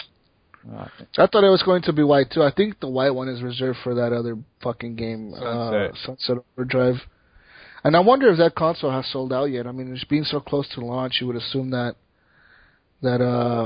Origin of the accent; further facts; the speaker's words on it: United States; I'm American